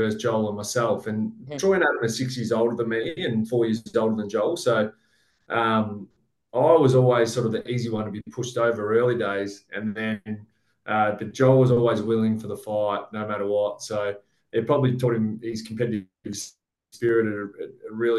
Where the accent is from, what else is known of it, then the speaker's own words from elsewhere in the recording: Bendigo, Victoria, Australia; growing up in Bendigo